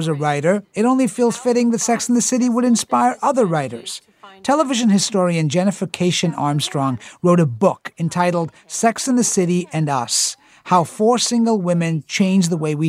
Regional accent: India; moved away; as an Indian immigrant

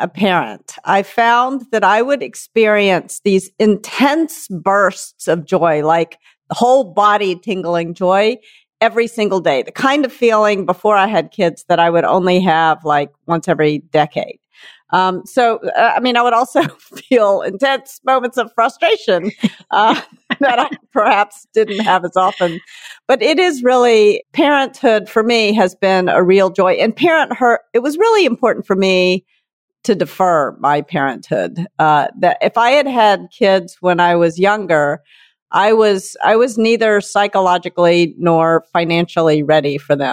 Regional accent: Memphis, Tennessee, United States; accent: Southern; I grew up in Memphis, Tennessee, and I used to love to go hunting with my father

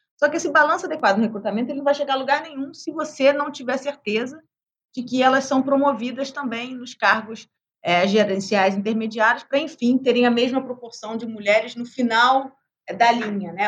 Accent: Brazil; como brasileira

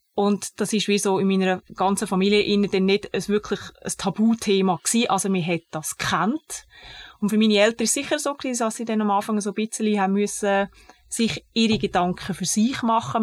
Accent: Zug, Switzerland; ich bin im Kanton Zug aufgewachsen

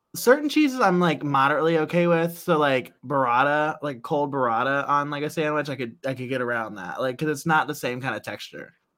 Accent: Central Ohio, United States; we're from Central Ohio

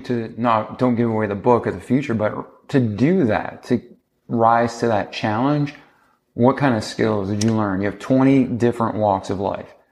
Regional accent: Milford, Massachusetts, United States; I'm from Milford, Mass

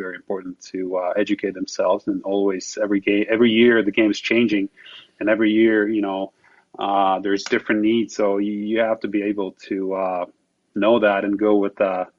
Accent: Slovakia; English is a second language; moved away as an adult; for me, growing up in Slovakia

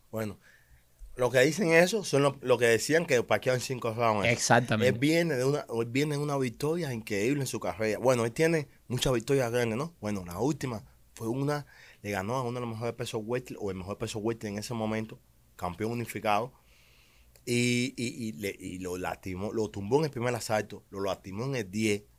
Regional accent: Cuba; moved away as an adult; now in United States; yo soy un peleador de los seis años, he ganado, gané muchos campeonatos en Cuba

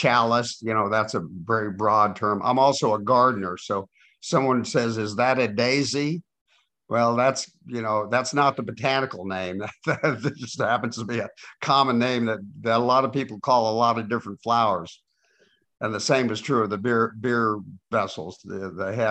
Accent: Oklahoma, United States; now in Seattle, United States; I grew up in Oklahoma, where we had prohibition until I was in high school

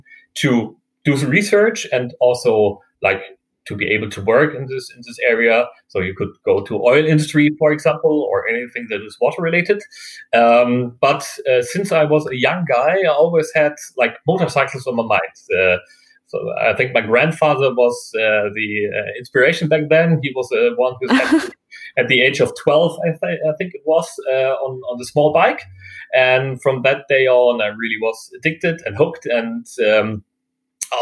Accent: Germany; I'm actually from Germany

